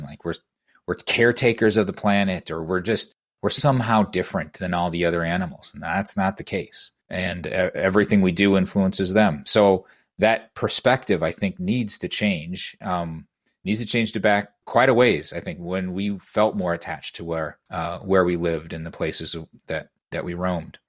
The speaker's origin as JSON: {"language": "English", "region": "Iowa", "country": "United States", "tie": "born or raised there", "said": "born and bred in Iowa, um, been here, uh, throughout my life"}